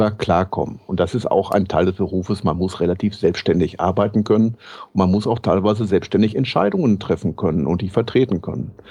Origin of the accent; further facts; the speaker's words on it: North Rhine-Westphalia, Germany; Ich bin Westfale, was habe ich mit dem Rheinland zu tun?